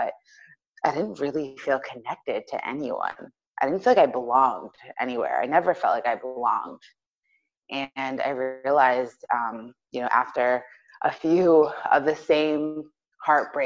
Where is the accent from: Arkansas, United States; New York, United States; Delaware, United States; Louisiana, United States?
New York, United States; I am from New York